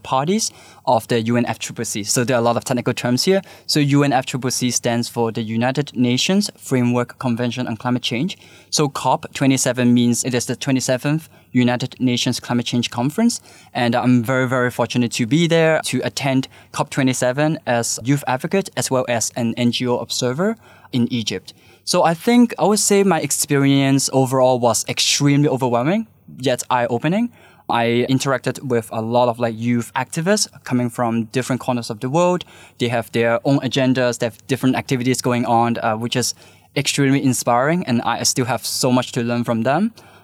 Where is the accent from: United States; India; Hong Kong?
Hong Kong; I was born and raised in Hong Kong